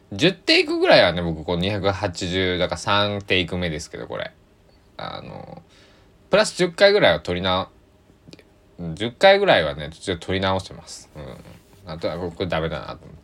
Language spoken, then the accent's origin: Japanese; Japan; also born or lived in Takamatsu, Kagawa; 僕は日本に生まれて日本で育って日本語をしゃべりそして今も日本に住んでいる